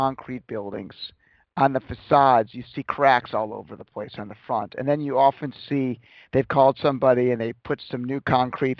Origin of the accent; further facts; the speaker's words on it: Chicago, Illinois, United States; I was born in Chicago and it's more of a windy city